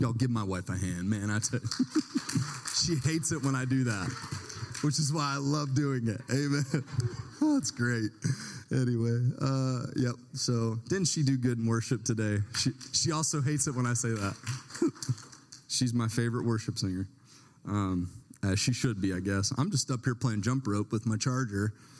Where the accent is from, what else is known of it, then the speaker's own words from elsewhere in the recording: Tennessee, United States; Remember, I'm from Tennessee, so it's like essentially my family is.